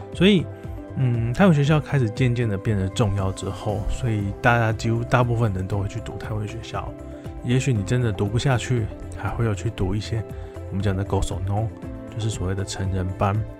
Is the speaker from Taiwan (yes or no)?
yes; Taiwan; moved away as an adult; now in Thailand; 大家知道我是台湾